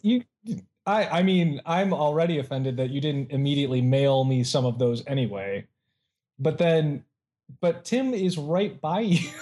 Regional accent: Ohio, United States; now in California, United States; my home state

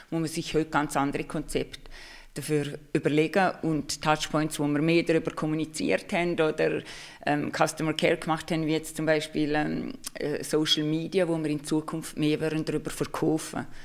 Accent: Liechtenstein; Aber ursprünglich komme ich aus dem Liechtenstein

